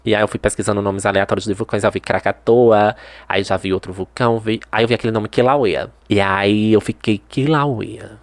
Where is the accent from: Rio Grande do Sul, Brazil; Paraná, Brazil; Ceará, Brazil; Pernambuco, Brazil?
Pernambuco, Brazil; Santa Maria da Boa Vista; eu nasci em Santa Maria da Boa Vista e fui criada em Santa Maria da Boa Vista